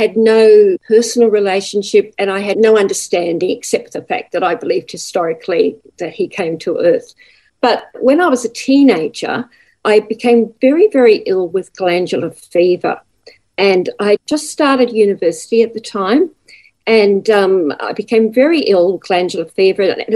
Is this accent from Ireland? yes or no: no; Newcastle, New South Wales, Australia; now in Gold Coast, Australia; I was born in Newcastle in New South Wales